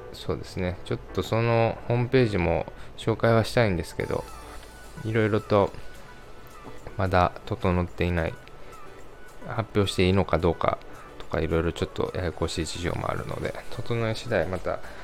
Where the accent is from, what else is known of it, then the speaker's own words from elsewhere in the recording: Kansai, Japan; accent: Kansai dialect; 出身生まれは関西で今も関西に住んでいますなのでちょくちょく関西弁が出ますが、えー、関西出身なのでご容赦ください